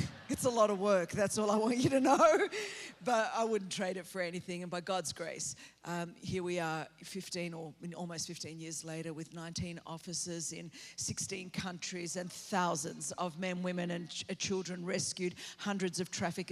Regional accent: Sydney, New South Wales, Australia; now in California, United States; I grew up on the east coast of Australia in Sydney

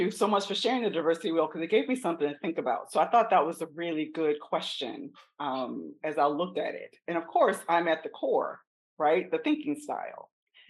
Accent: South Carolina, United States; I'm from South Carolina, so I'm a country Southern Black woman.

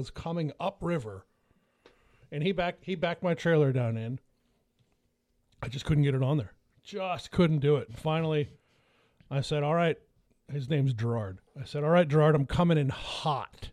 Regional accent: Franklin, United States; this little restaurant in my hometown, Franklin, it's called Foxdale's

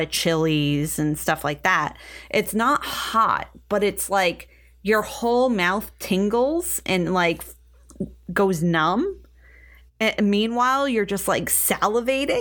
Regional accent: United States; We're American

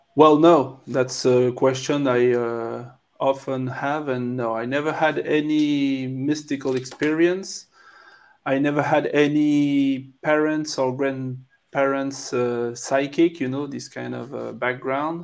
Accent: France; accent: French; English is a second language; I'm French, so you can uh, probably hear my French accent

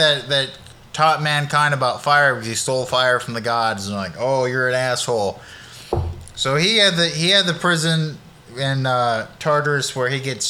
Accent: Sacramento, California, United States; moved away; I'm from the West Coast.

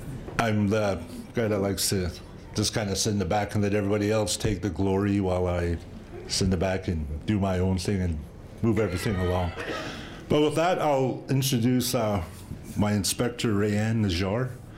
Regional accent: Moses Lake, Blood Reserve, near Cardston, Alberta, Canada; I'm originally from the Blood Reserve. I was born and raised in a little community down by Cardston called Moses Lake. I left home when I was 17.

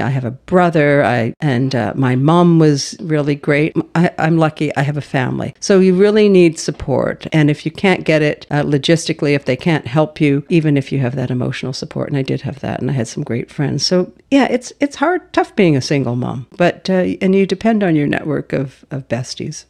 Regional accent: Halifax, Nova Scotia, Canada; moved away as an adult; now in Powell River, Canada; I was a child growing up in Halifax

